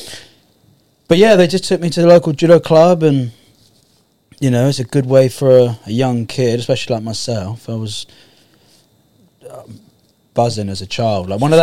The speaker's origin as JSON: {"language": "English", "town": "Poole", "region": "South West England", "country": "United Kingdom", "tie": "born or raised there", "said": "In Poole, so Camford Heath, so it's near Bournemouth"}